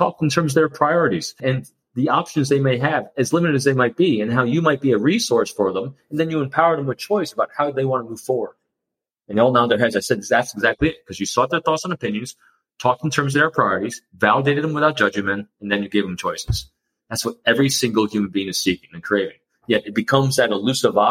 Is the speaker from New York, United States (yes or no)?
yes; New York, United States; I'm an extrovert from New York